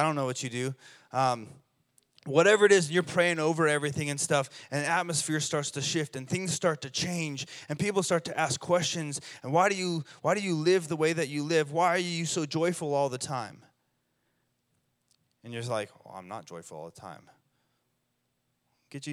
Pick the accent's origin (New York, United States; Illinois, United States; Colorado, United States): Colorado, United States; now in Redding, United States; I'm from Colorado